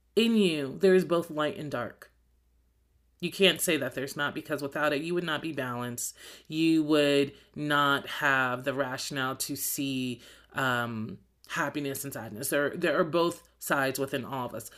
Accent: New Jersey, United States; moved away; I'm from New Jersey

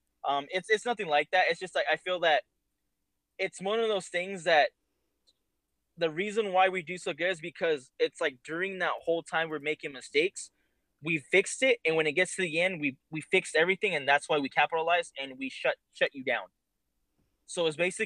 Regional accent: California, United States; we're all from California.

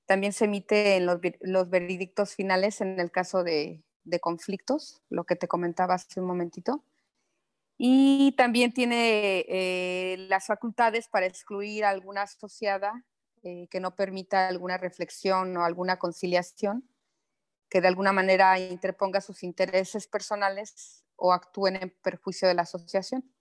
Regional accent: Mexico City, Mexico; now in Quintana Roo, Mexico; De la Ciudad de México. Llegué aquí hace también 25 mm, años más o menos.

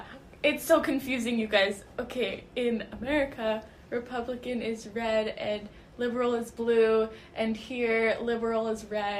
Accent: United States; I grew up in the States under Obama

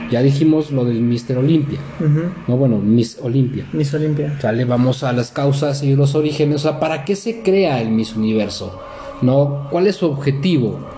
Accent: Mexico; Soy mexicano.

